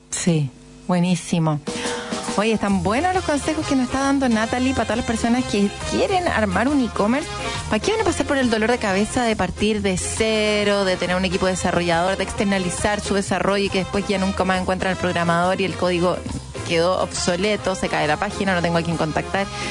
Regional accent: Chile; somos los chilenos

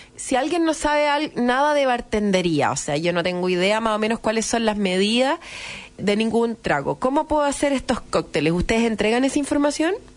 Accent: Chile; si somos chilenos

